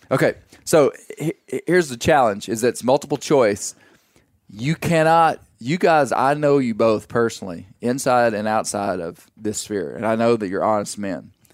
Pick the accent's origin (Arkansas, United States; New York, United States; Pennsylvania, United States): Arkansas, United States; Western; I'm from Western Arkansas